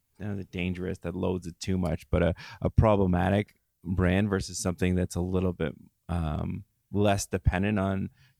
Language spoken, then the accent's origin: English; London, United Kingdom; as a Londoner, it takes us sort of 3 or 4 minutes to explain why our city's great.